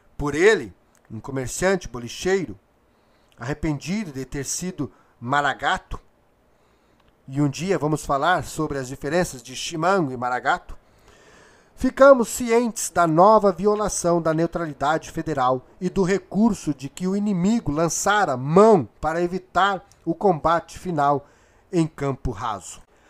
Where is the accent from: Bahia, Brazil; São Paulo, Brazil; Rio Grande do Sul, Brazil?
Rio Grande do Sul, Brazil; sou gaúcho aqui do estado do Rio Grande do Sul